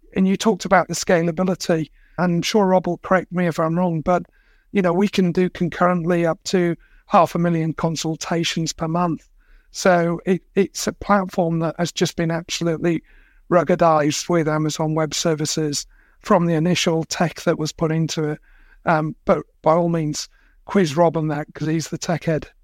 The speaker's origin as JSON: {"language": "English", "region": "England", "country": "United Kingdom", "tie": "born or raised there", "moved": "yes", "lives_now": "Australia", "said": "I was born and brought up in England"}